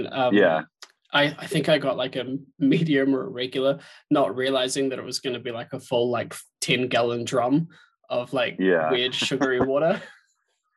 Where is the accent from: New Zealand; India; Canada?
New Zealand; now in Scotland; I'm from New Zealand originally